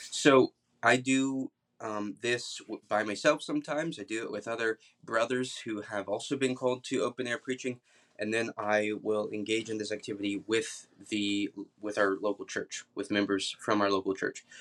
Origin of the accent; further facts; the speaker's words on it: Atlanta, Georgia, United States; now in Kentucky, United States; I'm from Atlanta originally